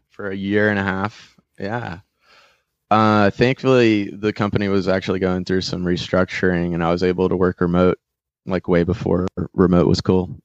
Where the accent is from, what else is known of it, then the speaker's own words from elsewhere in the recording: North Wilkesboro, North Carolina, United States; I grew up in North Wilkesboro, between, up in the mountains